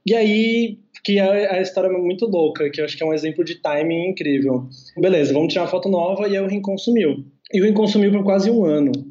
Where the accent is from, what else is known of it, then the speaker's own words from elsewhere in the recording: Recife, Pernambuco, Brazil; Hoje a gente está para se mudar para o Rio de Janeiro nos próximos meses, mas a gente é daqui de Recife.